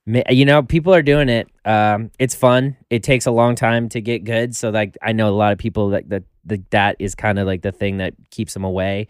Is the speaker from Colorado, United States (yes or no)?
yes; Colorado, United States; also born or lived in Florida; now in Los Angeles, United States; originally Colorado